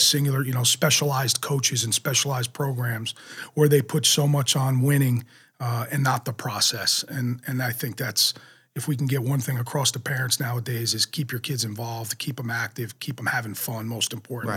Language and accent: English; Jackson, New Jersey, United States; I loved growing up in Jackson.